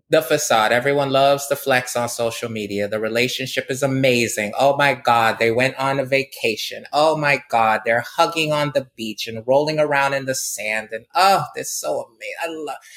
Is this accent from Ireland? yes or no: no; Barbados; moved away; I grew up in Barbados